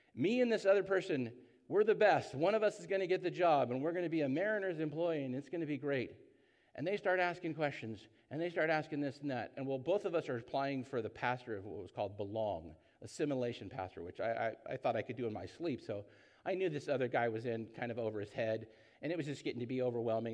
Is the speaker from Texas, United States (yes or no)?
no; Orange County, California, United States; I grew up in Orange County